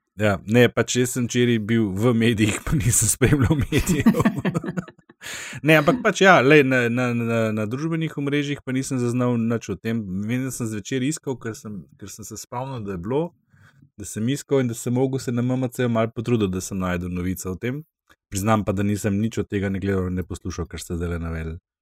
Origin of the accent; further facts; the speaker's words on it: Slovenia; Slovenci smo se v polpretekli zgodovini večkrat izkazali kot ljubitelji uh, sodelovanja